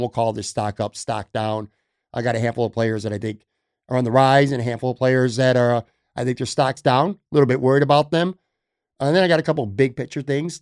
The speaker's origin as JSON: {"language": "English", "town": "Buffalo", "region": "New York", "country": "United States", "tie": "born or raised there", "also_born_or_lived": "Florida", "moved": "as an adult", "said": "here in my hometown of Buffalo"}